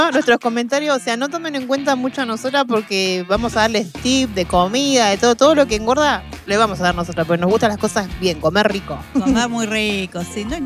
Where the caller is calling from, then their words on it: Avellaneda, Buenos Aires Province, Argentina; Eh, yo soy de Avellaneda